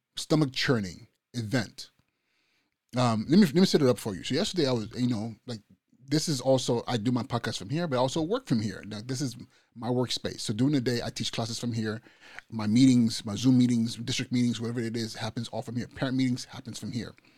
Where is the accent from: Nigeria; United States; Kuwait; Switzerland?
Nigeria; moved away; I'm Nigerian. I'm from Nigeria.